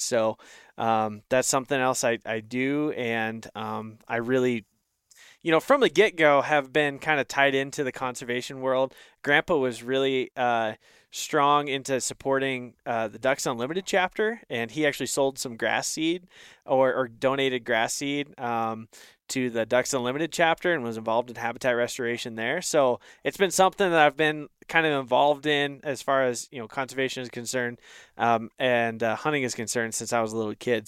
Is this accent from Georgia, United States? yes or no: no; Northeast Oregon, United States; I grew up in Northeast Oregon